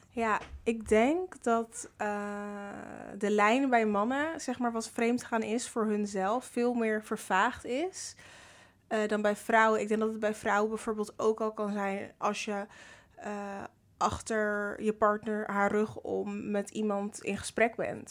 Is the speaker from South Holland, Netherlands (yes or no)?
yes; Rotterdam, South Holland, Netherlands; Ik ben 22 jaar en ik kom uit Rotterdam.